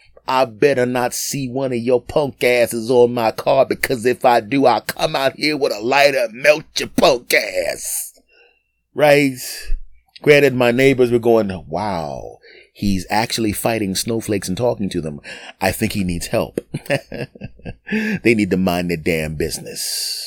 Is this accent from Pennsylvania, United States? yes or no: yes; Philadelphia, Pennsylvania, United States; When I was 20 years old, I literally drove from my hometown of Philadelphia to New York to do a show in a snowstorm.